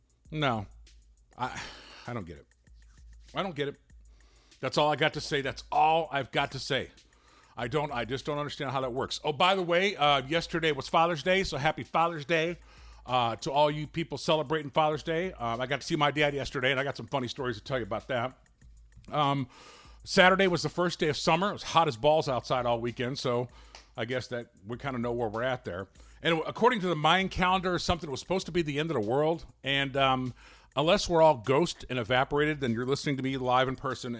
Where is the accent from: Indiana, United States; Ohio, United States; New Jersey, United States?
Indiana, United States; Gary; I'm from Gary